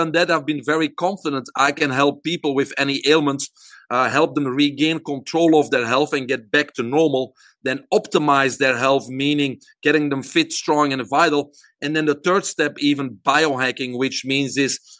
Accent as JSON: {"language": "English", "country": "Belgium", "tie": "born or raised there", "moved": "as an adult", "lives_now": "United States", "said": "I'm originally from Belgium. I grew up there, single mom and a brother, and went to university there"}